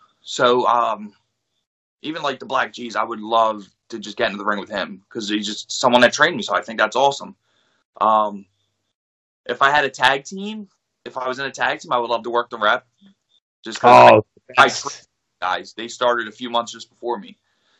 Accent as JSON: {"language": "English", "town": "Philadelphia", "region": "Pennsylvania", "country": "United States", "said": "And the best, not Pat's or Gino's, because I'm from Philly, so I'm going to tell you that right now."}